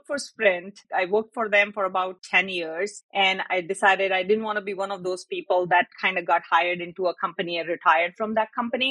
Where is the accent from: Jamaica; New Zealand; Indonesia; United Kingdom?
Indonesia; Jakarta; moved away as an adult; also born or lived in Oklahoma; I grew up in Jakarta